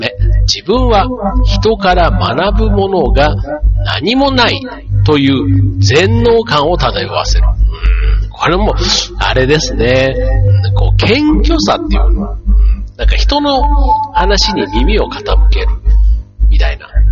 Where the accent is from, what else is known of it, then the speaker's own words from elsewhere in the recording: Osaka, Japan; accent: Osaka dialect; moved away as an adult; also born or lived in Kanto; 僕はあの出身が大阪なんで